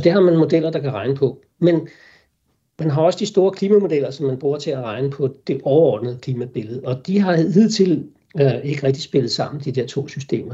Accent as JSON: {"language": "Danish", "country": "Denmark", "said": "vi sikkert som danskere"}